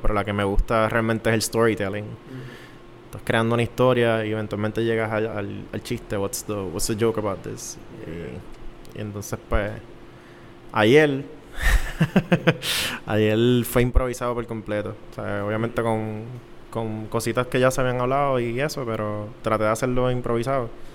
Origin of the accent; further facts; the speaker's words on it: San Juan, Puerto Rico; yo soy de San Juan